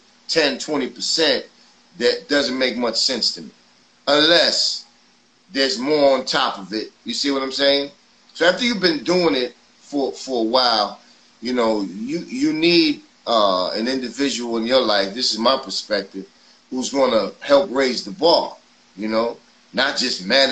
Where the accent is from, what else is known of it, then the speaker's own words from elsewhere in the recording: New York City, New York, United States; I grew up in Forest Projects